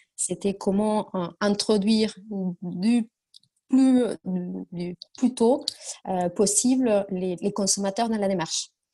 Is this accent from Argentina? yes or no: yes; Argentina; French is a second language; moved away as an adult; now in France; je suis argentine. Euh, je, suis en, France euh, depuis déjà une bonne dizaine d'années, mais je viens de, très loin